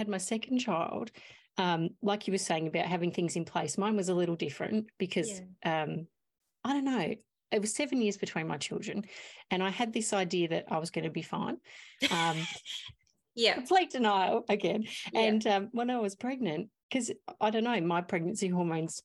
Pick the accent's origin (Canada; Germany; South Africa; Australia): Australia; Mount Gambier, South Australia; I'm from Mount Gambier. We're a small town